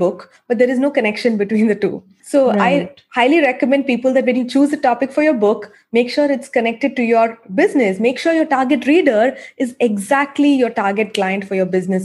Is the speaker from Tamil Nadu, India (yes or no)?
yes; Chennai, Tamil Nadu, India; I'm from Chennai.